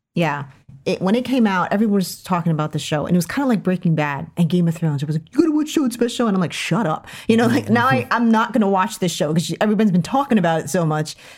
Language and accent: English; United States; as an American woman